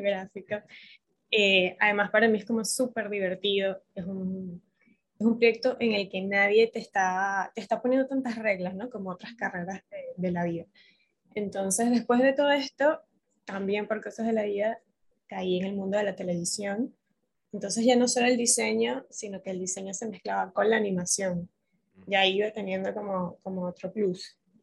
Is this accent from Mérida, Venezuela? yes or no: no; Caracas, Capital District, Venezuela; moved away as an adult; now in Buenos Aires, Argentina; yo soy venezolana, caraqueña, pero entiéndame, tengo cinco años en Buenos Aires